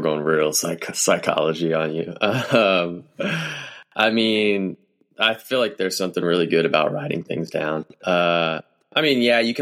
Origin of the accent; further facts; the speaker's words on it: Kentucky, United States; I grew up in Kentucky